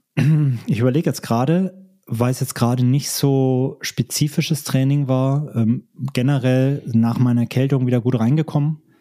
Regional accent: Germany; moved away; in meine alte Heimat, besuche ähm, Verwandte und Freunde. Mhm. Grüße da nach Deutschland

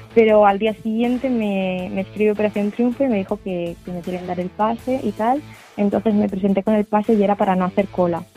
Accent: Tarragona, Catalonia, Spain; tengo 20 años, vengo de Tarragona

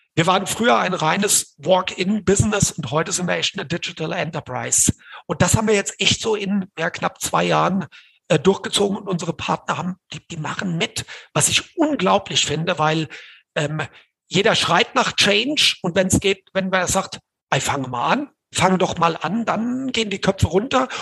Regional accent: Hesse, Germany; ich als Hesse

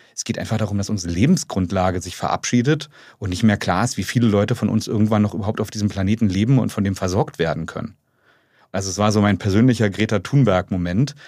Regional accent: Strausberg, Brandenburg, Germany; moved away; ich bin ja genau gebürtiger Ossi und auch äh, Kind von ähm, ähm, Leuten, die jetzt gar nicht selber studiert haben, ja, meine Eltern, sondern eher sehr, bin sehr, sehr bodenständig aufgewachsen in Strausberg

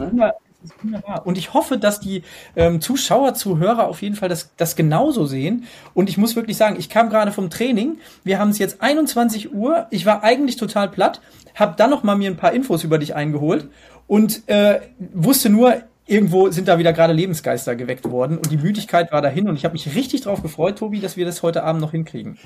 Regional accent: Hesse, Germany; Ich komme aus Hessen

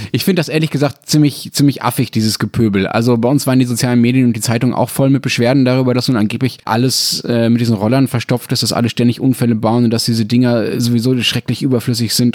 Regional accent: Germany; bei uns in Deutschland

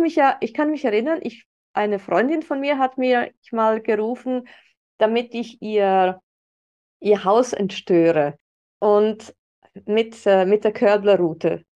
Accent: Switzerland; bei uns in der Schweiz

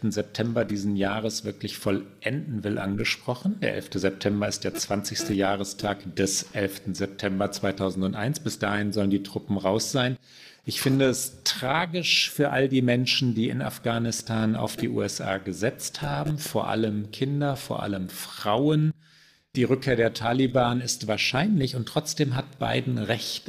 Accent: Germany; bei uns in Deutschland

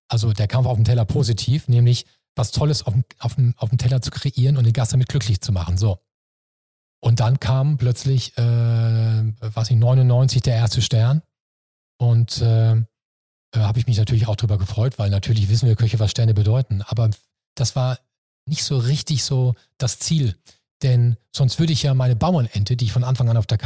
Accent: Hamburg, Germany; Nee, mir ist das Jakob und, und Hamburg, meine Heimat hier, wichtiger.

